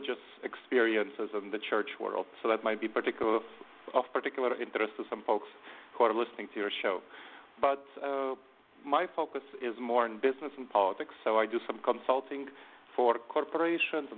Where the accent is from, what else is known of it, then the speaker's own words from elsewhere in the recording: New York City, New York, United States; also born or lived in Moldova / Ohio; I came from there when I was 10 with my family, and then I grew up in New York City